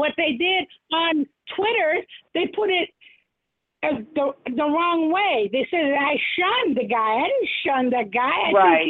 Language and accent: English; United States; we're all here from America